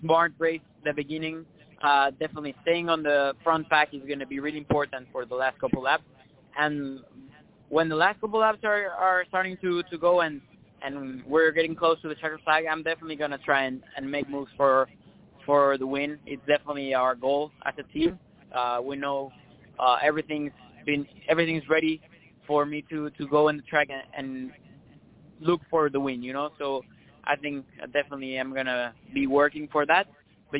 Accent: Mexico; moved away; I come from Mexico

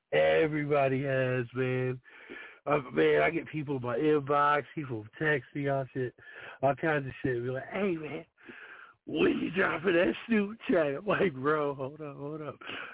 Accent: Detroit, Michigan, United States; now in southern Indiana, United States; I'm originally from Detroit, but, you know, right now I live in southern Indiana.

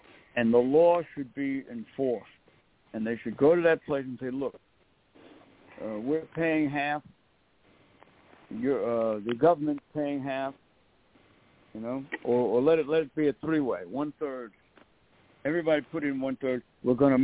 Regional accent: United States; I'm an American

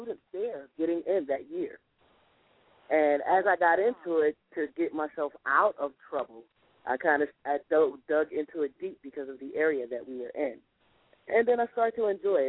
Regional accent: North New Jersey, United States; moved away as an adult; also born or lived in New York; now in Philadelphia, United States; North New Jersey is where I was raised

